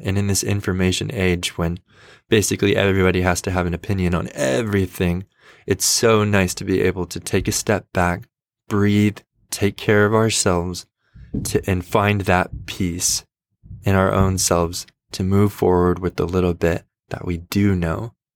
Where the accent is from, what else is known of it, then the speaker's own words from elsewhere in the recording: United States; I am a American white guy in my late twenties